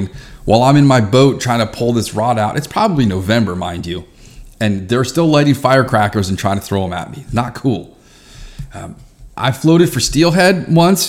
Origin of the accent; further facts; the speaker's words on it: Reston, Virginia, United States; I grew up in Reston, Virginia.